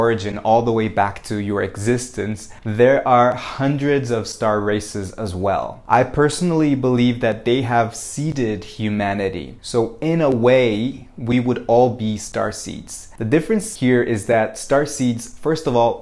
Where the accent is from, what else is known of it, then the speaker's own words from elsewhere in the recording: Brazil; I was born in Brazil